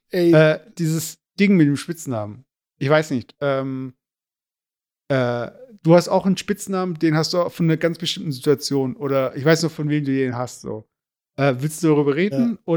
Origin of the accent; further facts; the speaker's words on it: Turkey; weil ich habe ja kein Problem mit, ja, ich bin Türke und ja, äh, Kümmel ist halt ein Gewürz